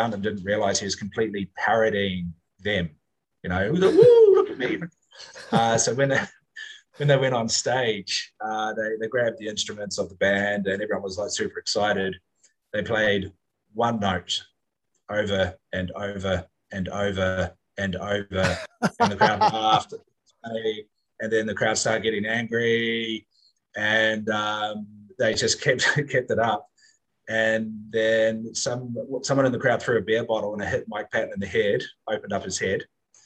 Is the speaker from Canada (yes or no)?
no; New Zealand; now in Singapore; as a New Zealander